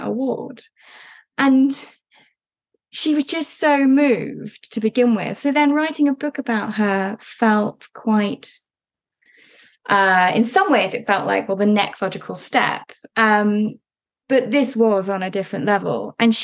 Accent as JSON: {"language": "English", "country": "United Kingdom", "said": "as a British person"}